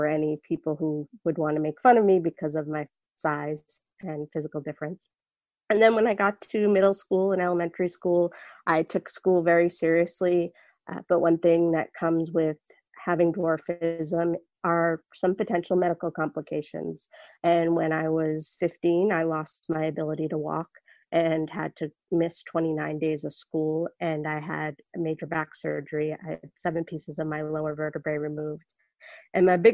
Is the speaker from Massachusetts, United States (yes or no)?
yes; Boston, Massachusetts, United States; I was born in Boston, Massachusetts to two average height parents